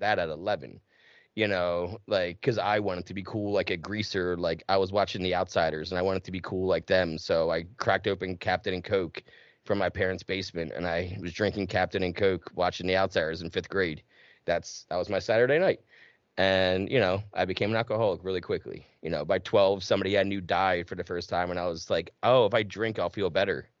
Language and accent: English; New Jersey, United States; I grew up in South Jersey